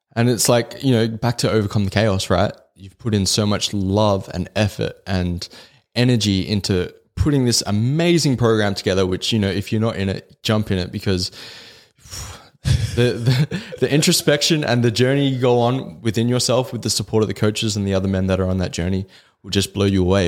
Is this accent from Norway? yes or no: no; Australia; the culture we grew up in in Australia